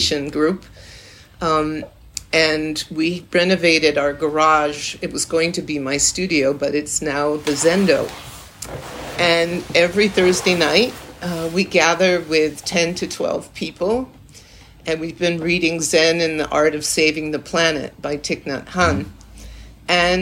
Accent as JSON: {"language": "English", "town": "Salem", "region": "Massachusetts", "country": "United States", "tie": "born or raised there", "said": "I was born in Salem, Massachusetts."}